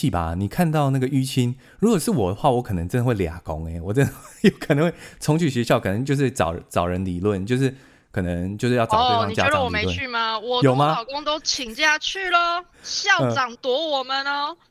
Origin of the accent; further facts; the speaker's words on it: Taiwan; 就是我们是华人的关系，我们是台湾人的关系，所以在那个环境里面，嗯，就是他们那个大概就是加拿大人嘛。